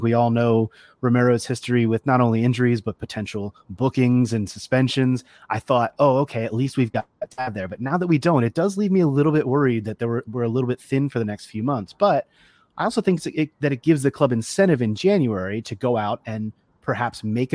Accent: United States; being an American

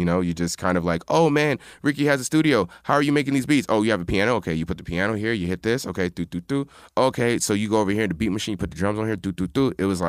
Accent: East Coast, United States; Nah, I'm from East Coast.

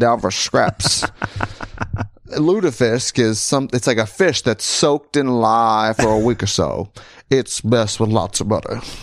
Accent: Krivitz, Wisconsin, United States; moved away; I'm from Krivitz, Wisconsin.

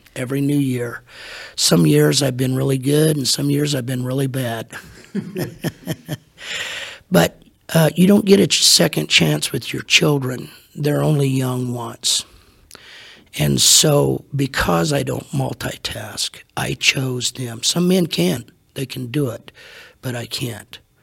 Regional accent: Hutchinson, Kansas, United States; also born or lived in Salina, Kansas; When I was three, God called my parents to Hutchinson, Kansas. And so basically, all I know is the ministry. They were there for 44 years

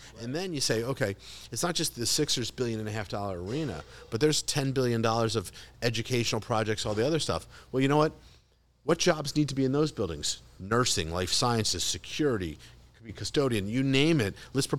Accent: Philadelphia, Pennsylvania, United States; I'm a Philadelphian.

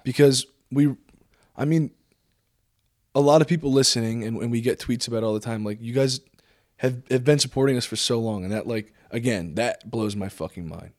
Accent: New Jersey, United States; also born or lived in Los Angeles, California; I was born and raised here, kinda out in the middle of nowhere

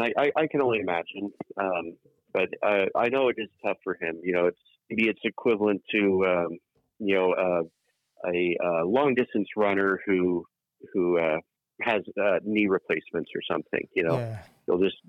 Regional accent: England, United Kingdom; born there; So as we've now established, we are, I am English born, 100% English blood. And in England, it's very common for houses to have names as their official address.

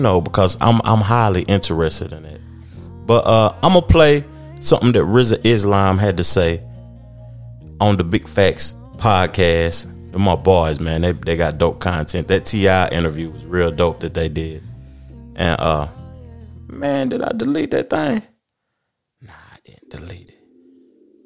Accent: Tennessee, United States; my hometown, Tennessee

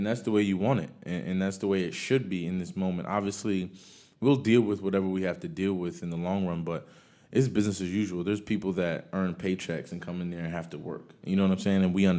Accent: Paterson, New Jersey, United States; I came from Paterson, New Jersey, where my mother just made enough for us to, you know, buy a home and move out.

